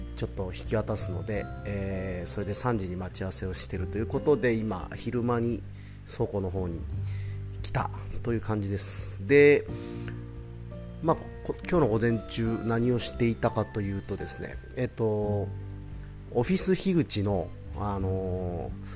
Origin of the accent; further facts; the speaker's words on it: Matsudo, Chiba, Japan; 千葉県の松戸市ってとこで生まれ育って